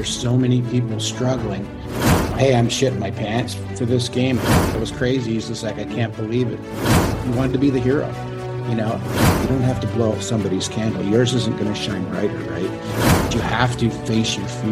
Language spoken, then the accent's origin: English; Niagara Peninsula, Ontario, Canada; I grew up in Ontario, a town about 45,000, which is in Niagara Peninsula, right around Niagara Falls, St. Catharines in that area